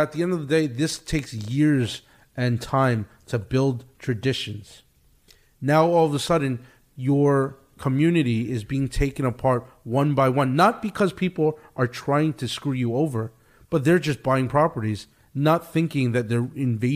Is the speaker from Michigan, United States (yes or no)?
no; New York City, New York, United States; also born or lived in Great Neck, New York; when I grew up in Brooklyn, when I was born in Brooklyn, I grew up in an Italian neighborhood.